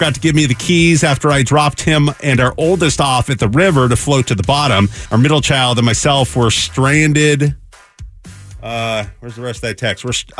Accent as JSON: {"language": "English", "town": "Mesa", "region": "Arizona", "country": "United States", "tie": "born or raised there", "said": "I grew up here in Mesa."}